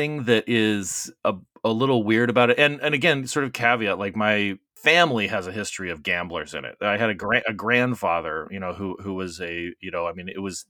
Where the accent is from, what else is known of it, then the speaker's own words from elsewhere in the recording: Arizona, United States; I grew up, because I grew up in Arizona, and that evolved a lot of trips to Vegas.